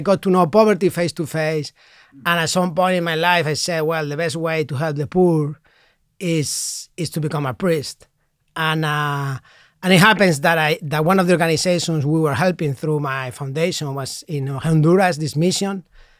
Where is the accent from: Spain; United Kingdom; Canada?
Spain; Madrid, Community of Madrid; I'm from Madrid. I'm from Madrid, and I did a law degree